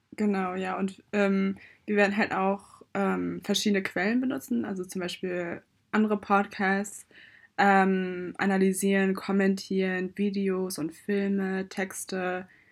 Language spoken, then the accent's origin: German; Germany; ich bin in Deutschland geboren, lebe eigentlich auch schon mein ganzes Leben hier.